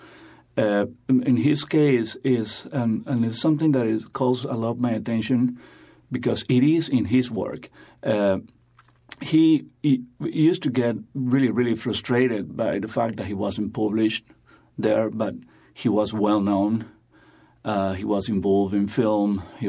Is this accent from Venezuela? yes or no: yes; Venezuela